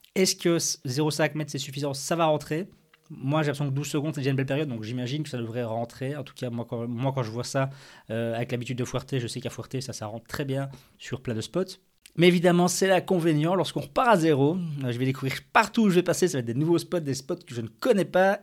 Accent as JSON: {"language": "French", "country": "Belgium", "said": "en tant que bon belge"}